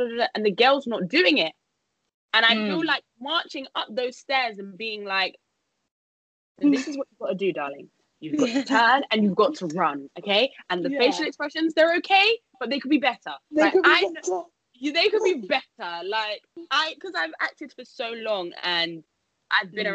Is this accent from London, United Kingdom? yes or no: yes; London, United Kingdom; come back to London, see if I can get a job here, because obviously this is my hometown